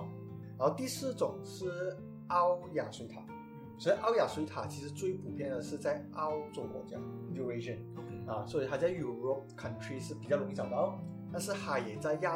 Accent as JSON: {"language": "Chinese", "country": "Malaysia", "said": "我们身为马来西亚人"}